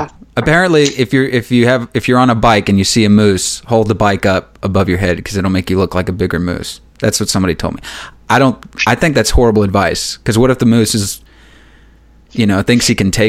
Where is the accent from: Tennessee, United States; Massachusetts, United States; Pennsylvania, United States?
Tennessee, United States; Memphis; now in Arkansas, United States; I'm from Arkansas. I'm from the sticks, which I haven't always been from here. I grew up in Memphis.